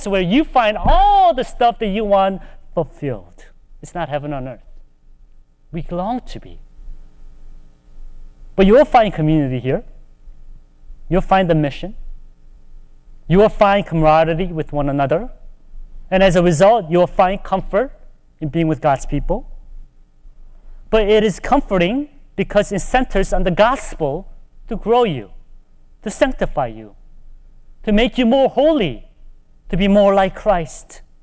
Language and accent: English; United States; also born or lived in Charlotte, North Carolina; Even as Asian American